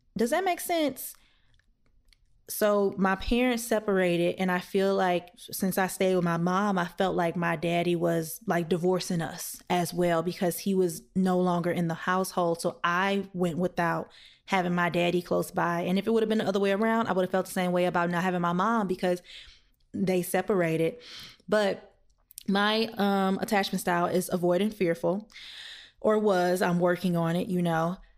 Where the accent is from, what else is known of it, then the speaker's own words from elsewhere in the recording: the South, United States; I am black and I'm from the South